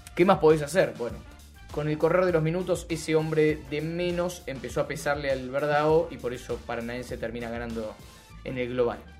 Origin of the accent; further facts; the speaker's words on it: Argentina; nosotros que somos argentinos